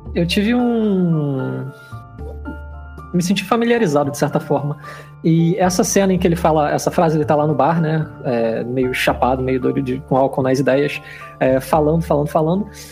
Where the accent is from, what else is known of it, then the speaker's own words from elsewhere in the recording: Rio de Janeiro, Brazil; eu sou do Rio de Janeiro. Estou concluindo minha licenciatura em Biologia na Universidade Federal do Rio